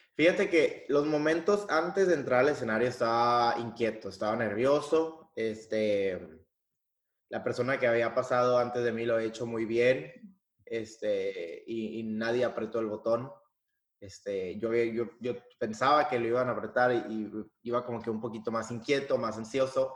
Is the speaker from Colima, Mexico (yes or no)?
no; Piedras Negras, Coahuila, Mexico; moved away as an adult; now in Germany; vengo de Piedras Negras, Coahuila, la ciudad del Nacho